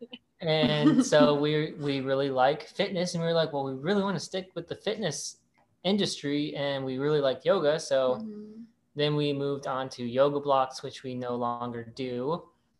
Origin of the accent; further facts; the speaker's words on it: Ohio, United States; moved away as an adult; I am originally from Ohio and I moved out here like 10 or so years ago